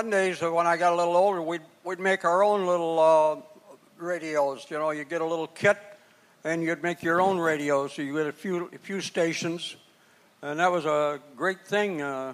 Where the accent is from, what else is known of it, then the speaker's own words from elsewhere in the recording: Tennessee, United States; I'm actually from Tennessee. That's where I was born. I came north during the Depression years in 1929.